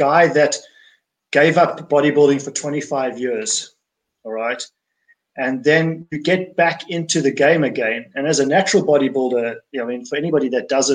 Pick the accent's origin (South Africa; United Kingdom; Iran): South Africa; I'm from South Africa